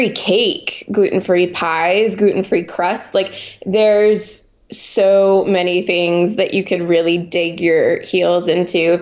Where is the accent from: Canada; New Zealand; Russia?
Canada; Montreal, Quebec; moved away as an adult; now in United States; I grew up in Montreal, which is French Canada.